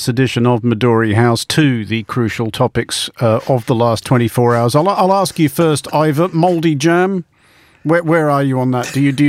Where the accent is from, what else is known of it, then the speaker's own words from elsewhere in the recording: Australia; As an Australian